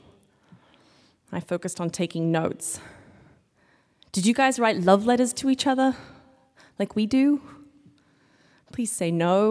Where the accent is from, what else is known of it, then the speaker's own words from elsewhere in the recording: Australia; now in United States; I am from Australia